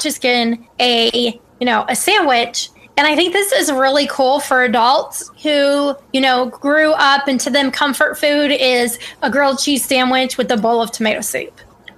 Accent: Ohio, United States; I grew up in Ohio.

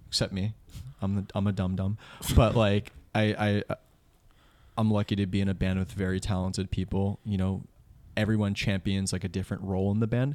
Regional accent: Old Bridge, New Jersey, United States; also born or lived in Bayonne, New Jersey; him and I grew up in Old Bridge, like Central Jersey.

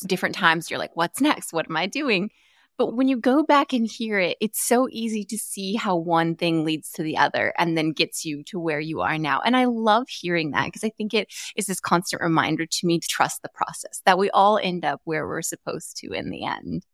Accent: Arizona, United States; I grew up in Arizona.

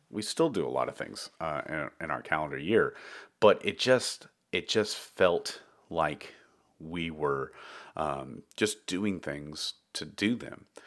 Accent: Dallas, Texas, United States; also born or lived in Round Rock, Texas / Austin, Texas / San Marcos, Texas / Taylor, Texas; I grew up in Texas, uh, in Dallas, Texas

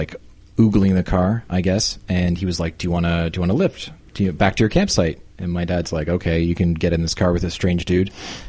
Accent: Canada; I'm very Canadian.

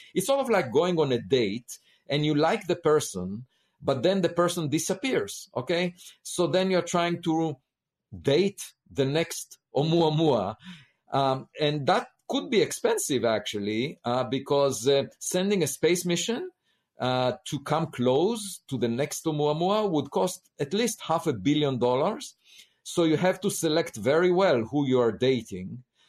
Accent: Israel; moved away as an adult; I grew up in Israel

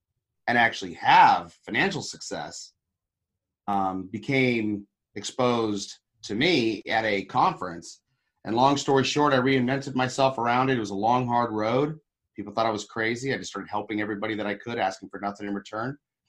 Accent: Papua New Guinea; I was actually a Christian missionary kid. I grew up in Papua New Guinea, of all places.

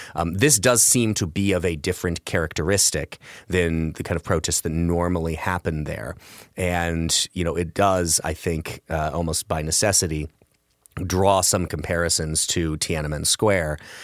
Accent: Illinois, United States; I'm from Illinois

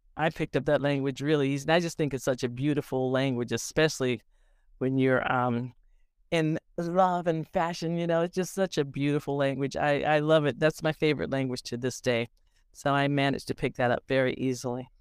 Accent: Portland, Oregon, United States; moved away; I'm originally from Portland, Oregon

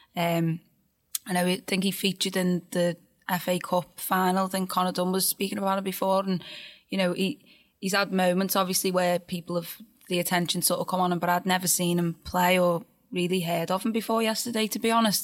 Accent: Birkenhead, North West England, United Kingdom; I've got to be there in my hometown

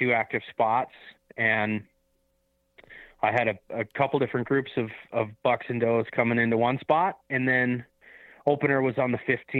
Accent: Montana, United States; No, so I'll be hunting my home state of Montana.

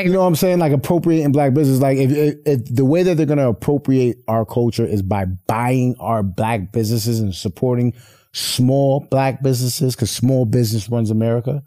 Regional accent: Poughkeepsie, New York, United States; I'm from Poughkeepsie, New York, upstate New York

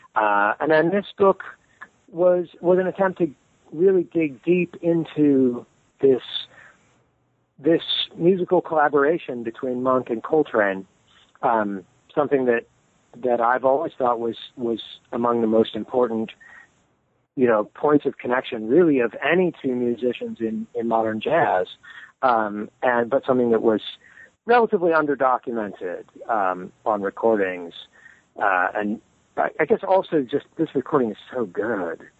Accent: Modesto, California, United States; I grew up in California, in um, in the Central Valley, so not far from the redwood country, but uh, not quite in it, uh, in the city of Modesto

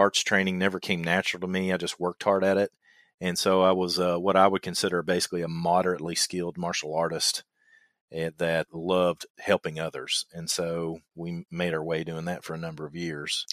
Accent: Kentucky, United States; accent: twang; I know I've got a twang in my voice, and I'm from Kentucky

